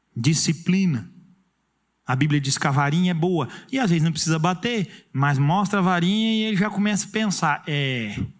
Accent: Urubici, Santa Catarina, Brazil; nunca mais vou vir na minha terra amada

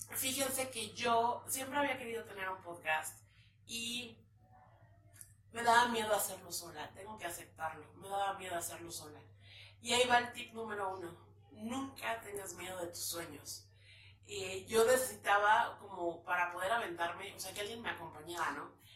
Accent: León, Guanajuato, Mexico; now in Mexico City, Mexico; soy chilanga, porque vivo en Chilangolandia, pero soy originaria de León, Guanajuato

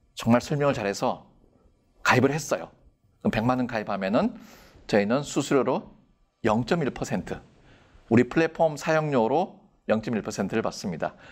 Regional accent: South Korea; 저는 한국인이고

